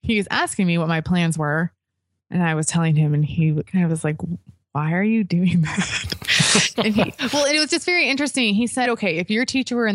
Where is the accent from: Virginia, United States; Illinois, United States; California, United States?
Illinois, United States; Chicago; I'm from the Chicago area